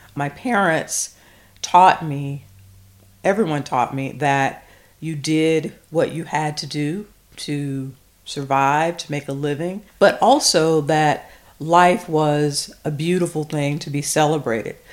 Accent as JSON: {"language": "English", "area": "the South", "region": "Southern United States", "country": "United States", "said": "I am a former English teacher, a small town Southern girl"}